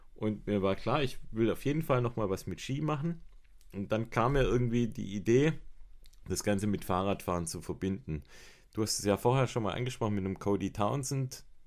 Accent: Baden-Württemberg, Germany; bei uns in Baden-Württemberg

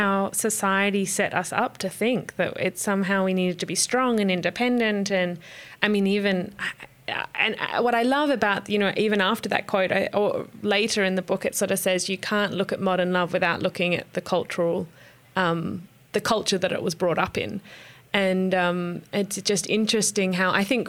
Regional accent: Australia; moved away as an adult; now in United States; I'm Australian and I've lived in America by my I moved here when I was 21 by myself

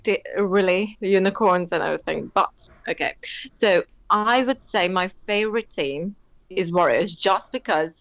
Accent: Latvia; I'm from Latvia

